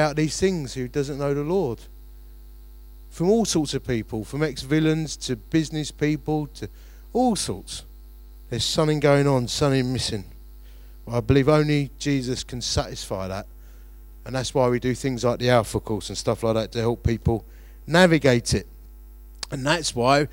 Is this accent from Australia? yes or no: no; Romford, London, United Kingdom; growing up in Romford